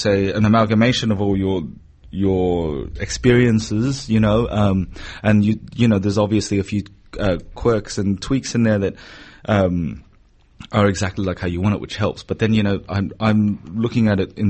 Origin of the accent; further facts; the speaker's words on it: Sydney, New South Wales, Australia; moved away as an adult; now in Melbourne, Australia; I did have a great time, you know, growing up there